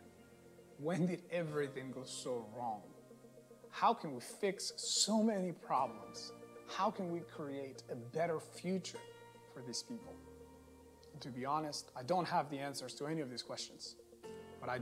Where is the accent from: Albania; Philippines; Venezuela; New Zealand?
Venezuela; also born or lived in Atlanta, Georgia; now in San Jose, Costa Rica; I am originally from Venezuela. But I live now in Costa Rica